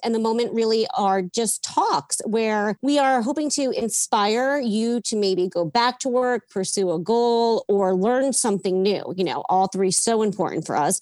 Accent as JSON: {"language": "English", "town": "Yonkers", "region": "New York", "country": "United States", "tie": "born or raised there", "said": "born and raised in Yonkers, New York"}